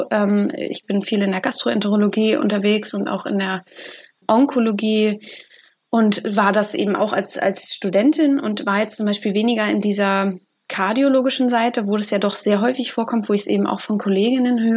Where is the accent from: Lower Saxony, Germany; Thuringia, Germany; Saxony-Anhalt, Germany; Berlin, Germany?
Berlin, Germany; ich komme ja auch aus Berlin wie